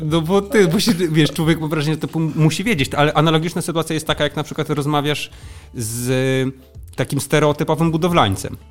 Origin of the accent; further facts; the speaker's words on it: Frombork, Warmian-Masurian Voivodeship, Poland; Ja wychowałem się we Fromborku